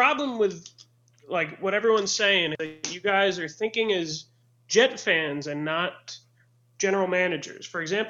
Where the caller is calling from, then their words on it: Sarasota, Florida, United States; I'm calling from Sarasota, Florida.